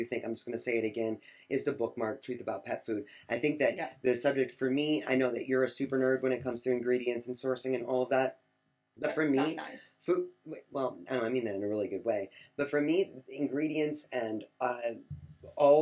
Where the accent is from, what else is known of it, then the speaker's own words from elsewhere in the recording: Michigan, United States; I'm from Michigan.